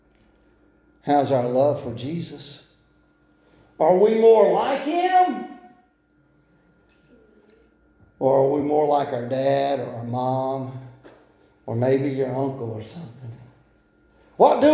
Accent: United States; to be an American

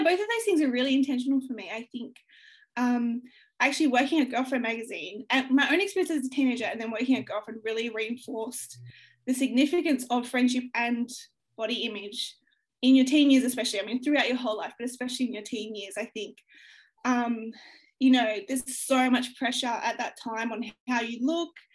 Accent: Australia; growing up in Australia

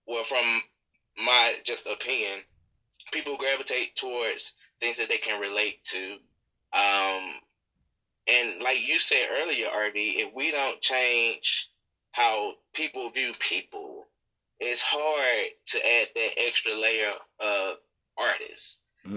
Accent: the South, United States; I'm from the South

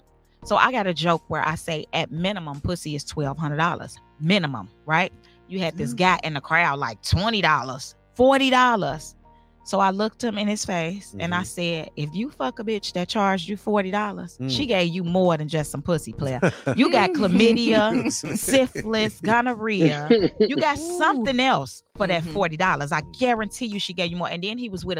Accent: Chicago, Illinois, United States; I'm from Chicago.

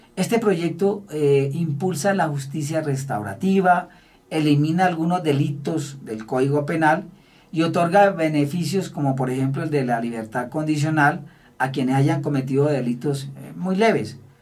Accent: Colombia; quienes somos los colombianos

